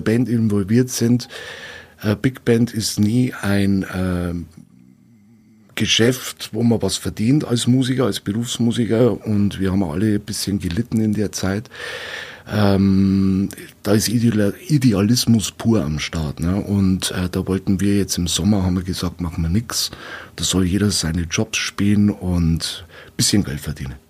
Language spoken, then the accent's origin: German; Weiden, Bavaria, Germany; also born or lived in Regensburg; bin ja, gebürtiger Regensburger und wohne seit boah, klein auf, dann kurze Visite in Regensburg war das nur, wohne ich jetzt hier in Weiden und in der Gegend